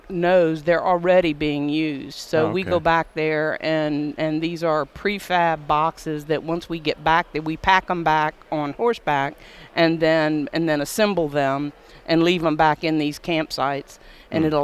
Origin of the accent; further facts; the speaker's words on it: Louisiana, United States; moved away as an adult; now in Wyoming, United States; I am from Louisiana.